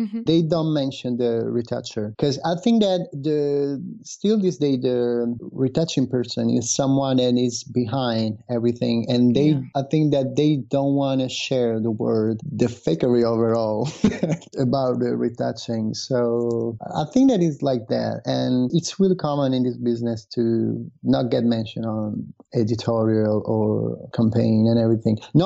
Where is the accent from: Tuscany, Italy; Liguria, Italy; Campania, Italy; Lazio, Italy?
Lazio, Italy; Rome; moved away as an adult; now in Milan, Italy; I'm originally from Rome